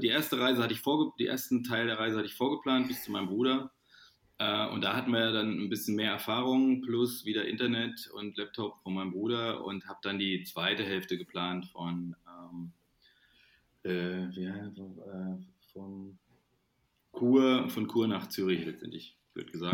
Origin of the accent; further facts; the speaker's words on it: Thuringia, Germany; now in Cologne, Germany; die wir in Thüringen in meiner Heimat gemacht haben, im Frauenwald